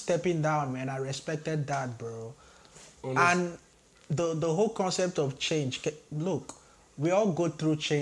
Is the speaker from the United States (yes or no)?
no; Nigeria; moved away as an adult; now in Canada; I grew up 17 years in Nigeria.